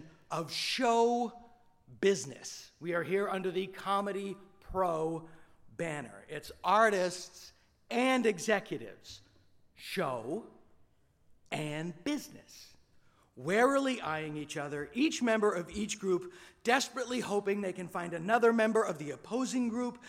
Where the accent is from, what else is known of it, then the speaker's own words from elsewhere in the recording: Hopedale, Massachusetts, United States; my hometown of Hopedale, Mass